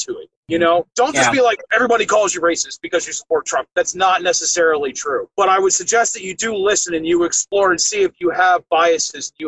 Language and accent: English; Ocala National Forest, Marion County, Florida, United States; I grew up in the Ocala National Forest